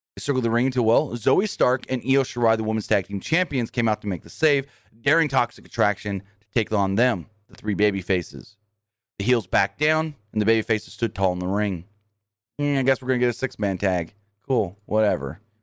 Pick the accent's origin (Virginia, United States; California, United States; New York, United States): California, United States; I ended up in California 'cause I was born in California